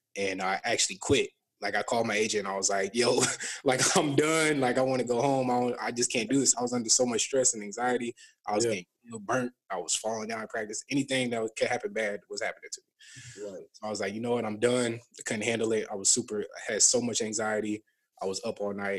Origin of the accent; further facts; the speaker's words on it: Burnsville, Minnesota, United States; also born or lived in Savage, Minnesota; I went to Burnsville High School. I grew up in Burnsville, but like the last like couple years of high school, my mom and us, we moved to Savage right by that Sonic.